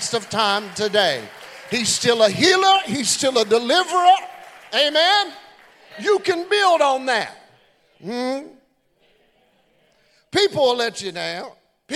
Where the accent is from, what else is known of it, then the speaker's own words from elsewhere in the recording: Beaver Dam, Kentucky, United States; I'm just from Beaver Dam, Kentucky. Grew up in a little old small town.